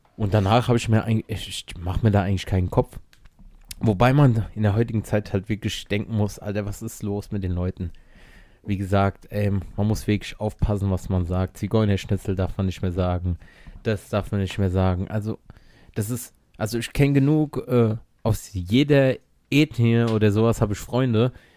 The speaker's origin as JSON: {"language": "German", "country": "Germany", "said": "Ich bin Deutscher, Weißer"}